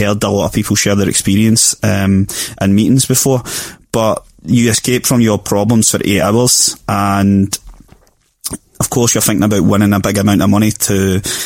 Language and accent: English; Glasgow, Scotland, United Kingdom; I grew up in Springburn for the first 6 years of my life, and then, you know, we as a family, we didn't have much, you know. I didn't come from a real high class background or anything, just kind of working class scheme, as you like. Then we moved to Ballinock